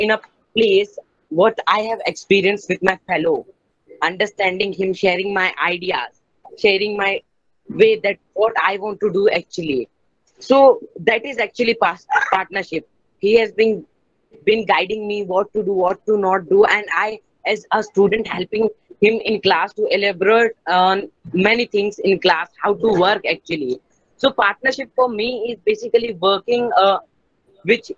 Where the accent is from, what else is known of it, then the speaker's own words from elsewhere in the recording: Ahmedabad, Gujarat, India; I'm from Ahmedabad, Gujarat.